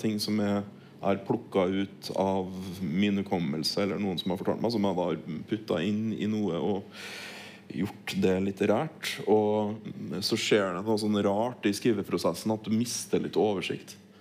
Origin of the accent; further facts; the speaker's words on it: Norway; also born or lived in Troms; Jeg vokste opp på Tilienborg